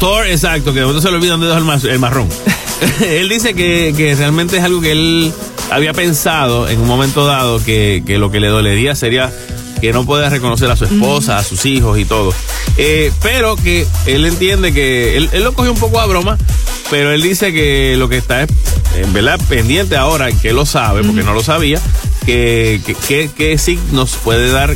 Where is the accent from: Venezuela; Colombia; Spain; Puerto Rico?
Puerto Rico; Caguas; a mi pueblo de Caguas